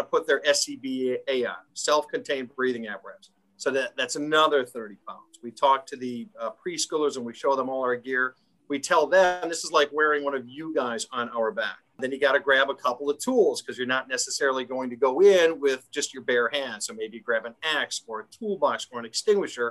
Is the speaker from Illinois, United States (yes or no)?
yes; Schaumburg, Illinois, United States; moved away as an adult; also born or lived in DeKalb, Illinois; now in Lake County, United States; I grew up in the Schaumburg area, so northwest suburbs